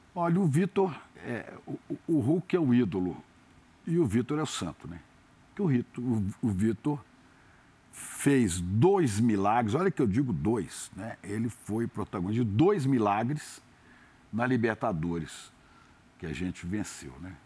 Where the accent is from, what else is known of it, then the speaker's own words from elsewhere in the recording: Belo Horizonte, Minas Gerais, Brazil; also born or lived in Santa Maria, Rio Grande do Sul; now in Rio de Janeiro, Brazil; quando eu era pequeno, lá em Belo Horizonte, a gente, quando era menino pequeno lá em BH